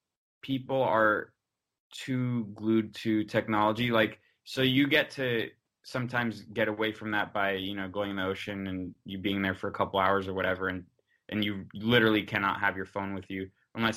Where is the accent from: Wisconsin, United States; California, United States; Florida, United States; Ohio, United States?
Florida, United States; Miami; But there, I'm from Miami, and there's no waves there